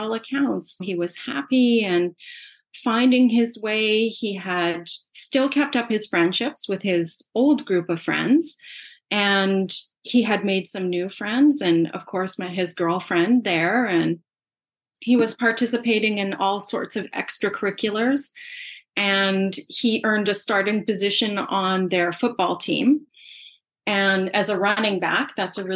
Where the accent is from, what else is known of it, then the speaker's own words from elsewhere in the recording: Canada; also born or lived in Saskatoon, Saskatchewan; we're from Canada